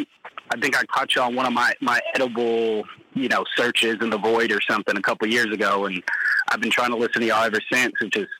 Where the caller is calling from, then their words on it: north of Savannah, Georgia, United States; I'm calling you all from north of Savannah, Georgia.